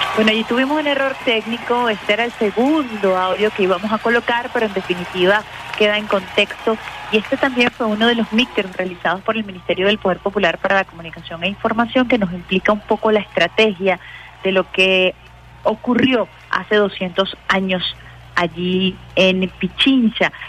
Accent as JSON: {"language": "Spanish", "country": "Venezuela", "said": "orgullosos y orgullosas de nuestro gentilicio, de nuestra naturaleza, de nuestra de nuestro origen como venezolanos y venezolanas"}